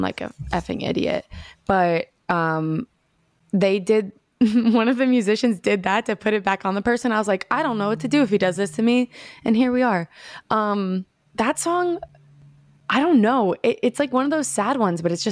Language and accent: English; New Jersey, United States; also born or lived in Manhattan, New York; I went to school in middle school in Jersey